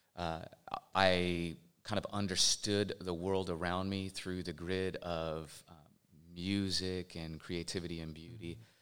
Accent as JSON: {"language": "English", "town": "Portland", "region": "Oregon", "country": "United States", "said": "I am from Portland, Oregon"}